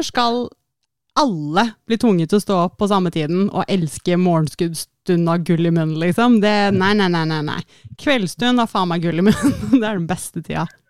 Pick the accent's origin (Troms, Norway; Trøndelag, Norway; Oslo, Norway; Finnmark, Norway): Oslo, Norway; born or raised there